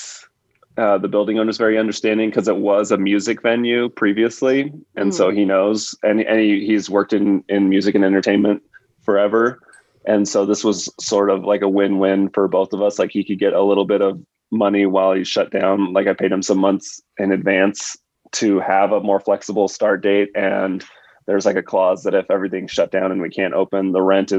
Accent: Southern California, United States; also born or lived in Santa Ana / Catalina Island; I grew up in Southern California. I lived in Santa Ana, and then I moved over to Catalina Island when I was in fifth grade.

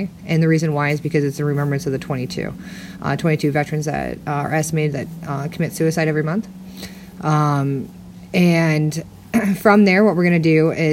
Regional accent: Minnesota, United States; now in Arizona, United States; I'm originally from Minnesota

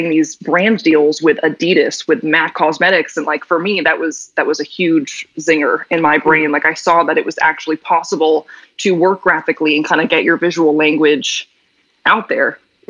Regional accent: Newton, Massachusetts, United States; also born or lived in New York; growing up in Newton

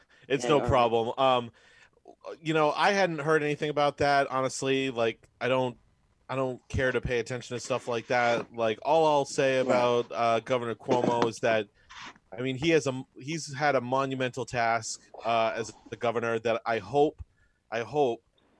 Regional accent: on the Rhode Island border, Massachusetts, United States; accent: Rhode Island; I grew up on the Rhode Island border in Massachusetts.

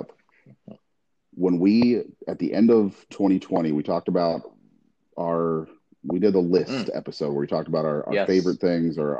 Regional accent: Tampa, Florida, United States; I grew up in Tampa

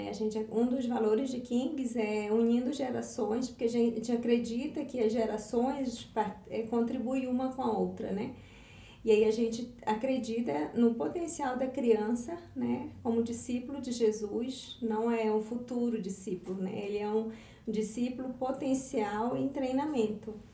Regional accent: North Region, Brazil; sou do norte do Brasil

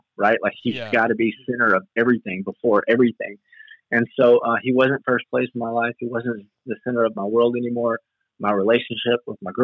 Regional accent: Western Kentucky, United States; I'm from Western Kentucky.

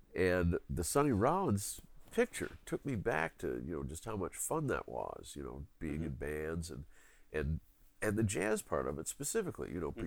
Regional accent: Philadelphia, Pennsylvania, United States; moved away; also born or lived in New York City / Roseville, Minnesota; the main neighborhood I grew up in in Philadelphia, there were tons of kids

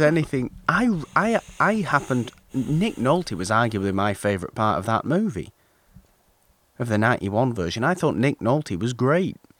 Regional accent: United Kingdom; I'm British

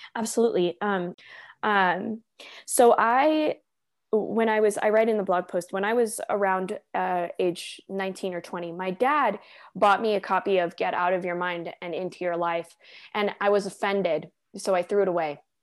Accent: Southern California, United States; moved away as an adult; now in Denver, United States; I moved from Southern California, which is where I grew up and spent most of my life

